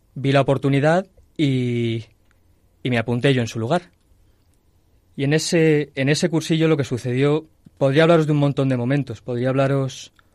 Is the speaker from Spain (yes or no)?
yes; Toledo, Castilla-La Mancha, Spain; moved away as an adult; now in Madrid, Spain; soy de Toledo, pero desde hace cinco años eh, estoy viviendo en Madrid